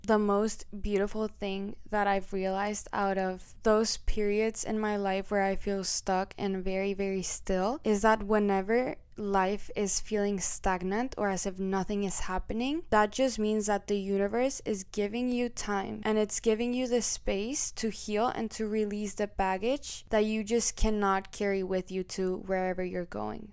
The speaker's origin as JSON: {"language": "English", "country": "Colombia", "tie": "born or raised there", "also_born_or_lived": "Mexico", "accent": "Colombian", "moved": "yes", "lives_now": "United States", "said": "I was born in Mexico, and when I was very, very little, I moved to Colombia, where I was raised, and I lived there for, like, ten years."}